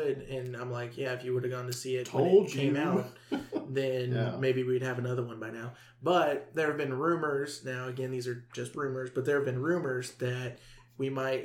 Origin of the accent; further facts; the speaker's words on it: the South, United States; we're from the South